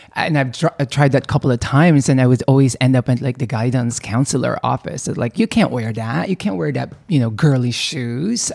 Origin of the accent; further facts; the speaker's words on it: Philippines; also born or lived in California; now in New York, United States; I was, you know, born and raised in the Philippines